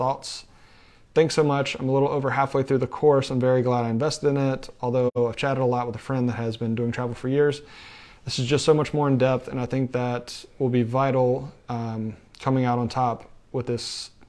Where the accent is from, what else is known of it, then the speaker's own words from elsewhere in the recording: Michigan, United States; I'm from Michigan, thinking about a first assignment in Michigan or Florida.